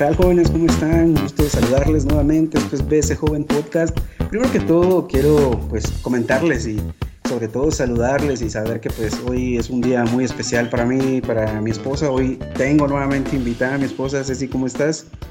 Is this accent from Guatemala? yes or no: yes; Guatemala Department, Guatemala; aquí en Guatemala nosotros dividimos los lugares por departamentos, nosotros somos del departamento de Guatemala